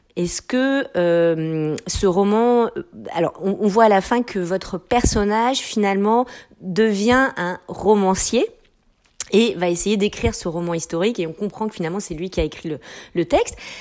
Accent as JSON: {"language": "French", "country": "France", "also_born_or_lived": "Quebec", "moved": "yes", "lives_now": "Canada", "said": "en tant que Française installée au Québec depuis très longtemps"}